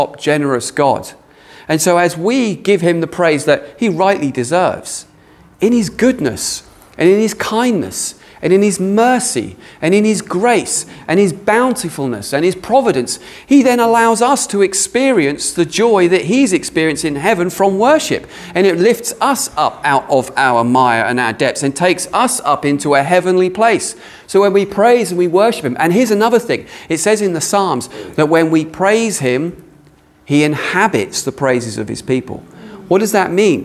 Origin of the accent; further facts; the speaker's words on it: United Kingdom; we're British